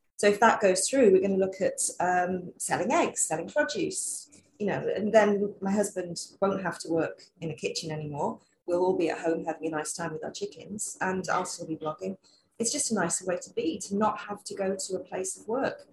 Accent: London, United Kingdom; moved away as an adult; also born or lived in Wales; now in Queensland, Australia; I'm a Londoner

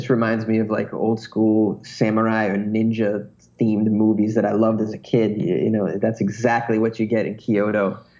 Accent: United States; as an American

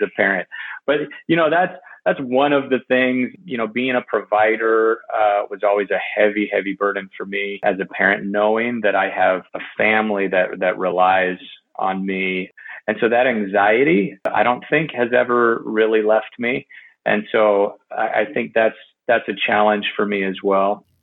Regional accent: California, United States; I grew up in California, so I grew up going to Disneyland

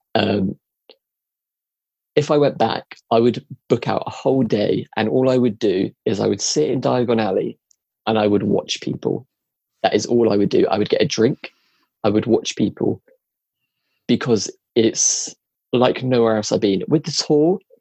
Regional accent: England, United Kingdom; we're from England

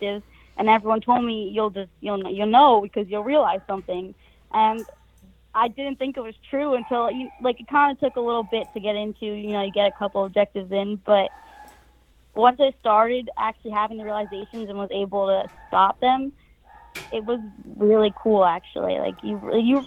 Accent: New Jersey, United States; moved away as an adult; also born or lived in Florida; right now, I'm from New Jersey.

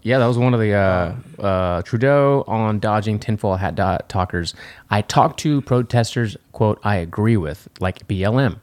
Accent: United States; I'm American

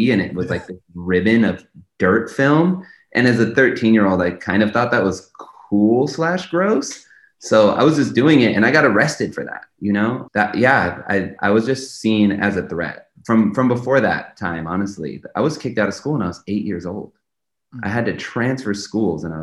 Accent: Los Angeles, California, United States; I grew up in Los Angeles during the zero tolerance era of policing

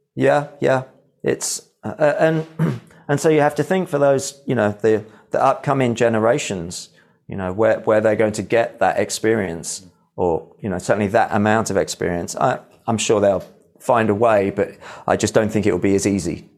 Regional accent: Midlands, United Kingdom; I am from the Midlands, so I grew up with all that sort of heavy rock

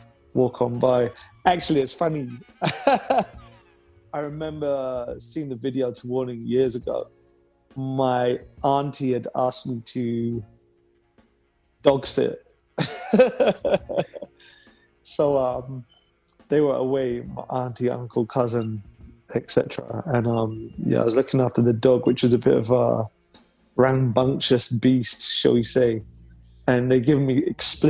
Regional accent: Leeds, Yorkshire and the Humber, United Kingdom; accent: London; moved away; also born or lived in London; But I'm from Leeds originally, so my mum always used to like tease me as a kid, saying you pronounce things in the London fashion.

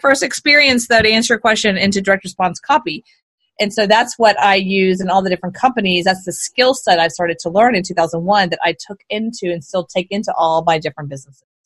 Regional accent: Houston, Texas, United States; I was born and raised in Houston, actually. Born and raised a Southern girl

